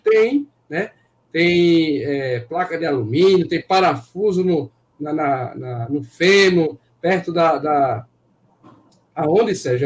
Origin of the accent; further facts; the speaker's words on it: Northeast Region, Brazil; Nós somos nordestinos